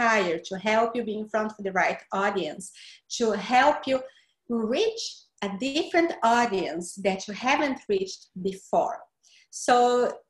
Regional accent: Brazil; accent: Brazilian; English is a second language; moved away as an adult; now in Florida, United States; The accent is from Brazil. I'm from Brazil.

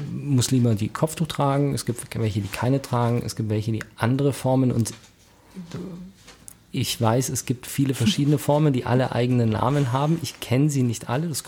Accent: Germany; dass ich ja als Deutscher mit Migrationshintergrund zähle und man es mir nicht ansieht

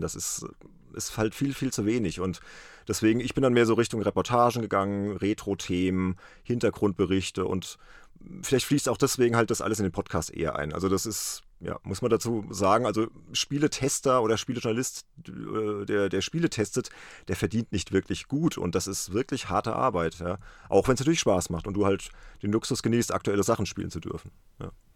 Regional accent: Worms, Rhineland-Palatinate, Germany; aus meiner Heimatstadt, aus Worms

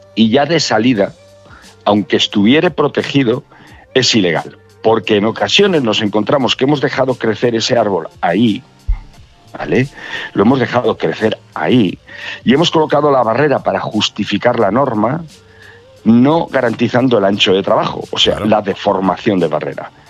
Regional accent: Fariza, Castile and León, Spain; en Fariza de Sayago, es mi pueblo

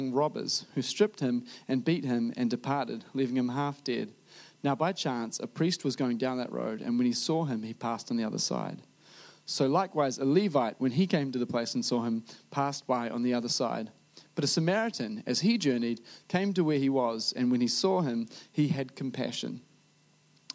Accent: New Zealand; a Kiwi who has delved into preaching before

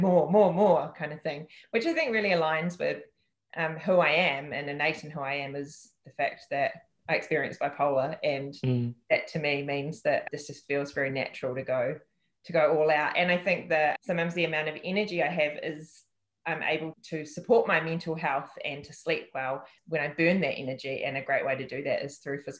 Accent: Upper Hutt, Wellington, New Zealand; it's my memories and my childhood and my upbringing that has made me, been part of making me who I am. So I'm just really proud to be from the place that I'm from, and that's Upper Hutt.

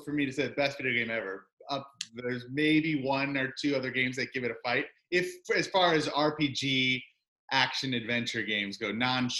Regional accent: St. Louis, Missouri, United States; I used to vacation at the Lake of the Ozarks when I was a young lad growing up in St. Louis, because that's right in Missouri.

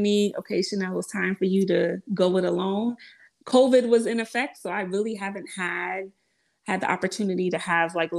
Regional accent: Westchester, New York, United States; also born or lived in Mount Vernon, New York; I come from Westchester, and I lived in Mount Vernon, which is right next to the Bronx

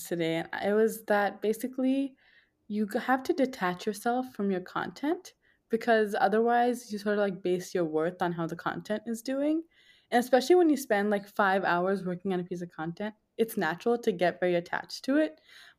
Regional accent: New York, United States; born there; also born or lived in New Jersey; I was born in New York.

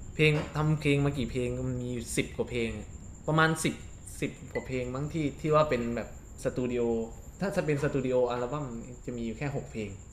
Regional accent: Bangkok, Thailand; กิดโตที่กรุงเทพ

